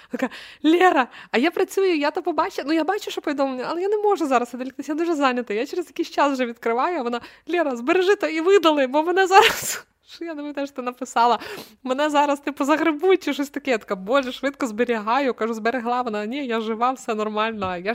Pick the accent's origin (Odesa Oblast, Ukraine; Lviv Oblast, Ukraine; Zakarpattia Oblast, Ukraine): Zakarpattia Oblast, Ukraine; А ти я із Закарпаття, я все розумію, я своя.